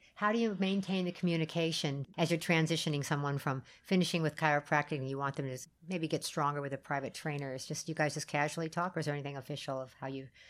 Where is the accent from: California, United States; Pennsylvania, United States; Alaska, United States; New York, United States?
California, United States; I'm a Californian